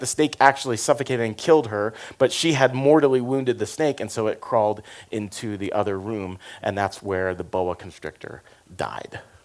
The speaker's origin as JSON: {"language": "English", "region": "Florida", "country": "United States", "tie": "born or raised there", "said": "I grew up in Florida"}